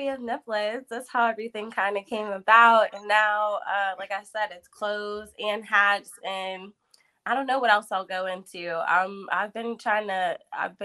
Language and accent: English; Pittsburgh, Pennsylvania, United States; I'm from East Liberty